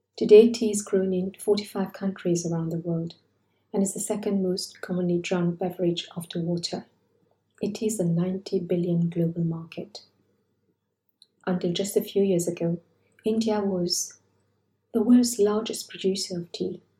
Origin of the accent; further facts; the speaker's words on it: Mauritius; my growing up in Mauritius